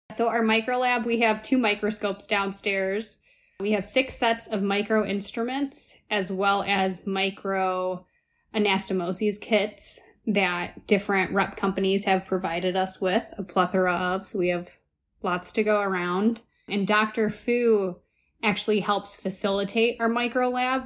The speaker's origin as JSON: {"language": "English", "region": "Ohio", "country": "United States", "moved": "as an adult", "lives_now": "Chicago, United States", "said": "I'm originally from Ohio, which is definitely a Midwest friendly state"}